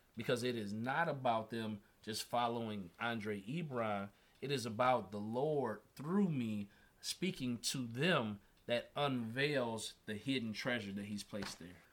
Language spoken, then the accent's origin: English; Indiana, United States; I'm from Indiana, I'm a Indiana boy.